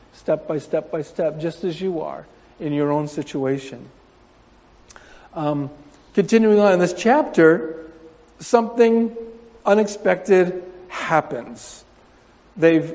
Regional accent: Windsor, New York, United States; moved away as an adult; now in Japan; I grew up in Windsor

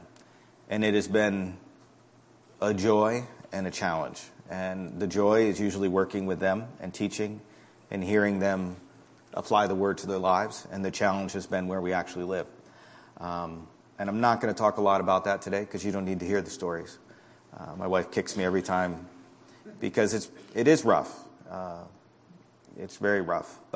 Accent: Connecticut, United States; moved away as an adult; also born or lived in Middletown / Namibia / South Africa / Mozambique; now in Fairfield; I was born in Middletown, and we moved to Connecticut when I was in second grade, and we've been there ever since

